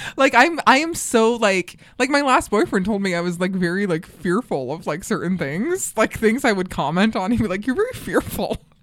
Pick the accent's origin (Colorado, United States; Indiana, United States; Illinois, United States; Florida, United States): Colorado, United States; also born or lived in New York; now in Los Angeles, United States; I grew up in Colorado